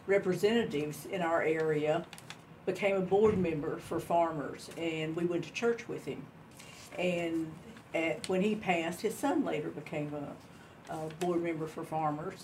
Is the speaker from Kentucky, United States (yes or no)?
yes; Three Springs, Kentucky, United States; moved away as an adult; also born or lived in Hart County, Kentucky / Hardin County, Kentucky; I was born in Hart County. I grew up in Three Springs